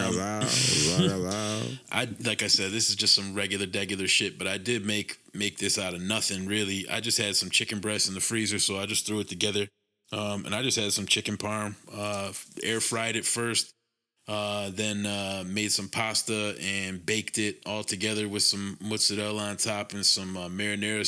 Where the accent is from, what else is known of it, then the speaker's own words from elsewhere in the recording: Connecticut, United States; we're from Connecticut.